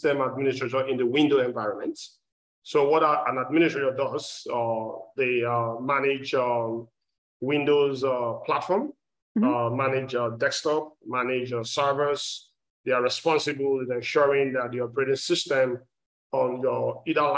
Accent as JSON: {"language": "English", "country": "Nigeria", "moved": "as an adult", "lives_now": "Texas, United States", "said": "I'm originally from Nigeria. I've been in the state for more than 17 years, based in Texas as well."}